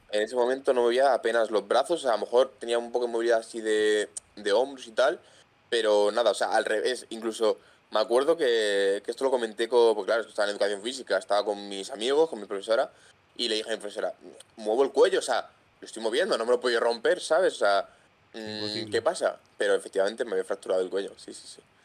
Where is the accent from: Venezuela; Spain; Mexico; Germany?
Spain; Madrid, Community of Madrid; soy un chaval pues que tiene 22 años, soy de Madrid